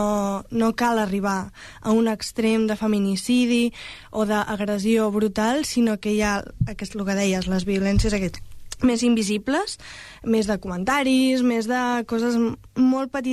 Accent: El Prat de Llobregat, Catalonia, Spain; som dones del Prat molt, molt normals però que totes tenim, compartim la consciència feminista.

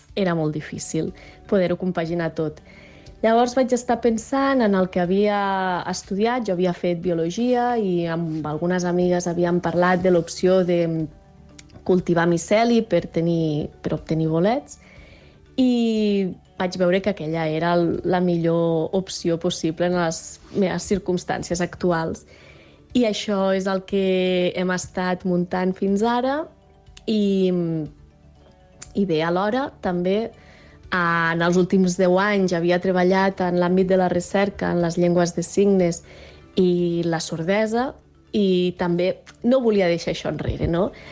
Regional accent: Barcelona, Catalonia, Spain; moved away as an adult; now in Organyà, Spain; som barcelonins

